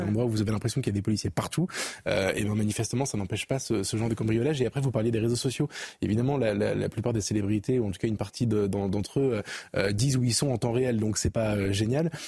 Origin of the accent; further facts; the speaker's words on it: France; en tant que Français, en France